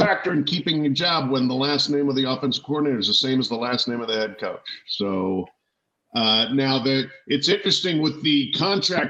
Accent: Colorado, United States; I grew up in Colorado

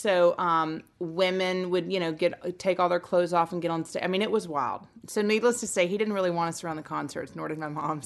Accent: Nashville, Tennessee, United States; also born or lived in Cullman, Alabama; I was born in Coleman, Alabama, and left there when I was three and came here to Nashville.

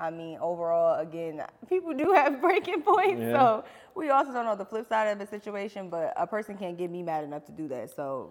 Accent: New Brunswick, New Jersey, United States; I am from New Brunswick, New Jersey.

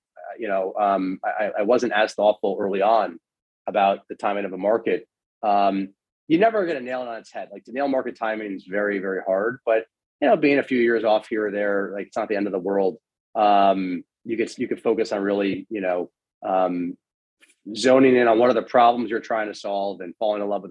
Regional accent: Miami, Florida, United States; moved away as an adult; also born or lived in Washington, D.C.; I grew up in Miami, Florida

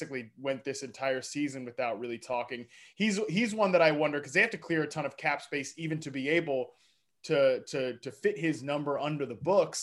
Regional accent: Woodbridge, Virginia, United States; moved away as an adult; also born or lived in Lynchburg, Virginia / Fairfax, Virginia; now in Los Angeles, United States; From Woodbridge, that area is where I grew up, lived my whole life before I went to college in Lynchburg College down there in Lynchburg

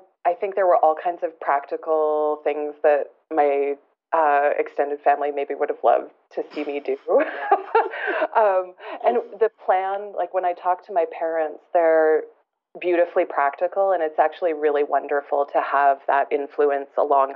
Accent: Alberta, Canada; also born or lived in moved around a lot; I'm originally from Alberta, but I've moved around a lot.

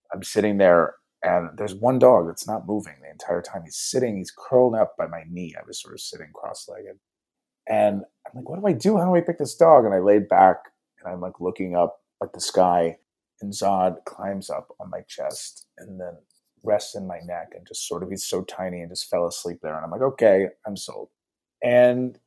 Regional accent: Dayton, Ohio, United States; moved away as an adult; now in Los Angeles, United States; I was born in Dayton, which some people like to make a joke that it's a suburb of Cincinnati, but it is its own special city

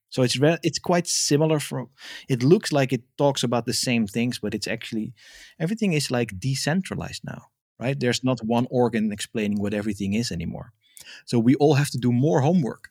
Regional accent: Amsterdam, North Holland, Netherlands; first language Dutch; English is a second language; moved away as an adult; now in France; I'm originally, uh, born and raised in Amsterdam, and now I live in France in the countryside

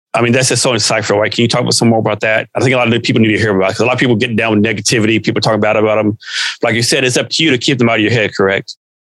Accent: Texas, United States; moved away as an adult; also born or lived in Seattle area; now in Seattle, United States; me and my wife, we're both born and raised in Texas

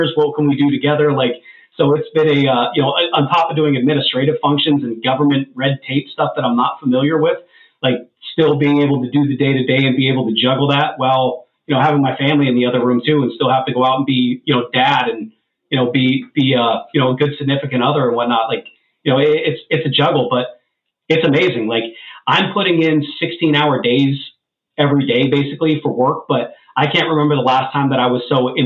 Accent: Erie, Pennsylvania, United States; I grew up dirt poor in Erie, Pennsylvania

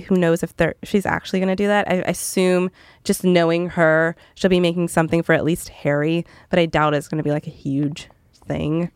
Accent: Canada; moved away; I'm from Canada originally

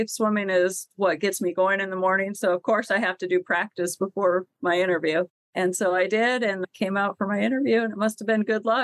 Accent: Colorado, United States; moved away as an adult; also born or lived in New York City; I grew up in Colorado, a very landlocked state.

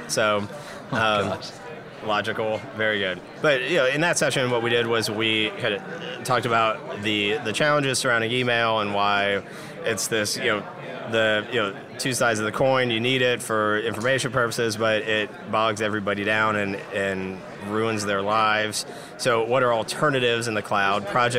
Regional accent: Dayton, Ohio, United States; I'm from Dayton, Ohio, the hotbed of innovation, and we're first in flight.

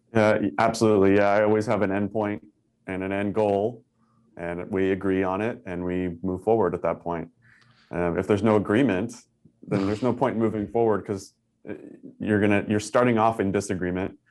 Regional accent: Northern California, United States; moved away as an adult; also born or lived in Tucson, Arizona; I'm originally from Northern California

